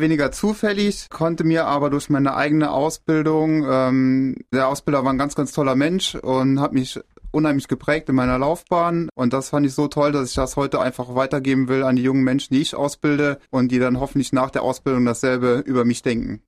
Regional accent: Merzig, Saarland, Germany; Ich bin 38 Jahre, komme aus Merzig

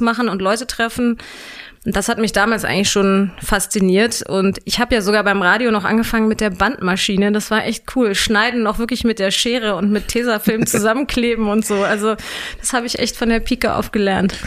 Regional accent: Hanover, Lower Saxony, Germany; accent: Hochdeutsch; also born or lived in Würzburg / Göttingen; ich bin in Hannover aufgewachsen

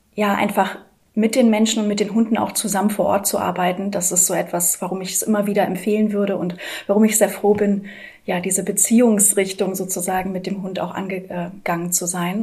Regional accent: Hamburg, Germany; Ich bin fünfunddreißig. Ich komme aus Hamburg

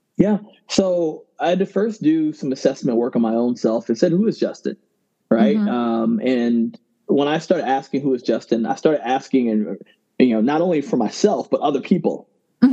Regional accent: Ghana; I'm originally from Ghana

